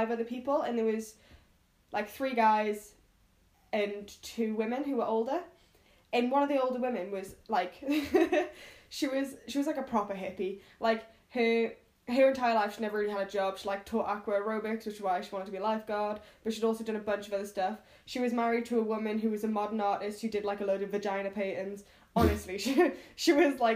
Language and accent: English; United Kingdom; I'm a British person in New York